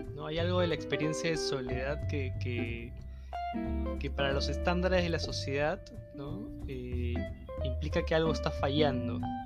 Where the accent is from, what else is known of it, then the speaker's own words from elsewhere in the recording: Chaclacayo, Lima, Peru; yo crecí en Chaclacayo